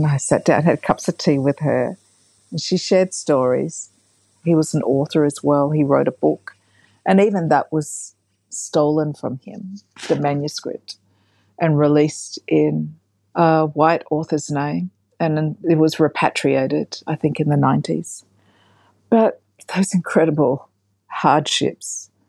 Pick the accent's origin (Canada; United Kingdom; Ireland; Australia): Australia; South Australia; And, you know, I grew up in South Australia.